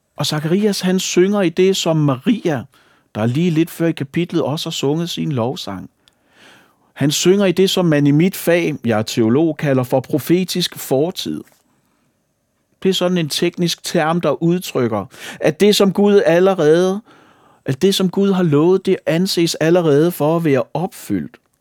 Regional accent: Falster, Zealand, Denmark; Falster, hvor jeg kommer fra

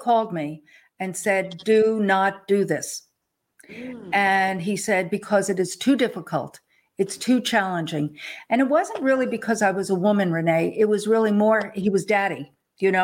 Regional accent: Long Island, New York, United States; moved away as an adult; now in Texas, United States; I grew up on Long Island

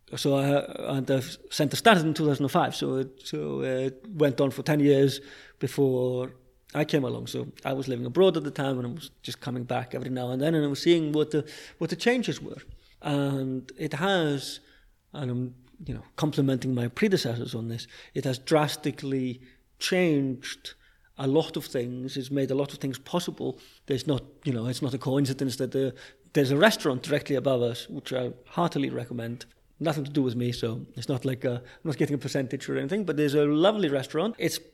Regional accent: London, United Kingdom; And I speak as a Londoner. I lived in London for 20 years

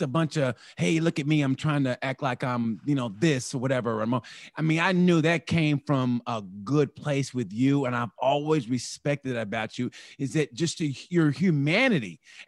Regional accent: Oklahoma, United States; And I grew up in Oklahoma and I'm just now finding it. And I had to go, and I'm from Oklahoma.

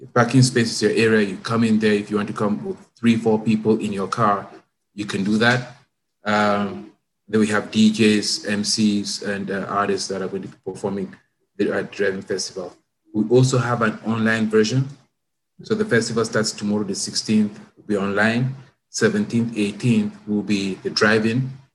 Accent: Cameroon; moved away as an adult; also born or lived in Canada; now in Toronto, Canada; I'm from Cameroon. That's my uh, background

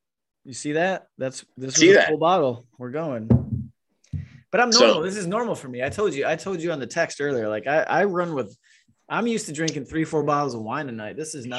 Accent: Florida, United States; I'm from Florida, brother.

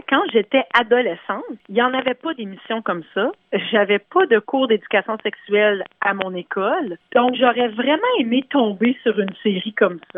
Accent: Canada; moved away as an adult; now in Toronto, Canada; ça fait une vingtaine d'années que je suis à Toronto. Je suis originaire de la région d'Ottawa-Gatineau

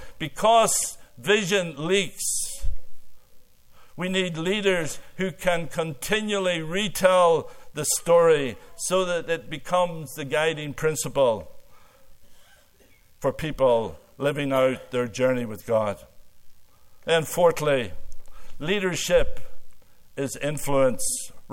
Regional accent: Ireland; now in Canada; I came from Ireland and married a fifth-generation Canadian.

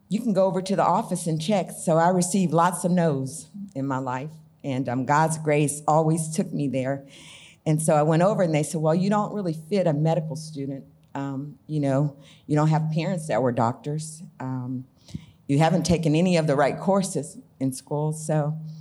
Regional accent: Arkansas, United States; also born or lived in Blytheville, Arkansas / San Diego, California; I was from Arkansas

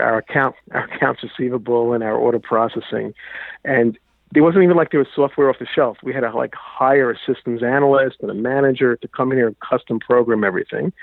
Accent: New York, United States; I grew up in New York.

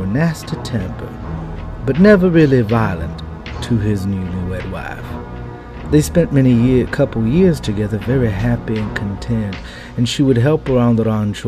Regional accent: South Texas, United States; I grew up with down in the South Texas region

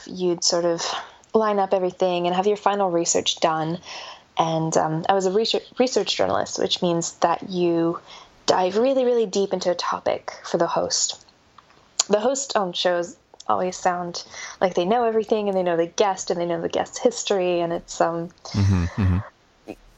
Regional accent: Canada; accent: North American; moved away as an adult; also born or lived in Melbourne, Australia; now in Australia; I'm North American, I'm Canadian, and moved to Australia in 2011.

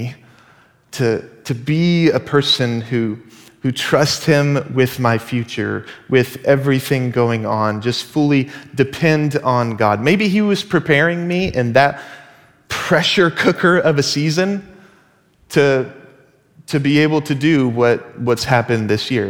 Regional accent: Dallas, Texas, United States; moved away as an adult; now in Seattle, United States; we are originally from Dallas, Texas

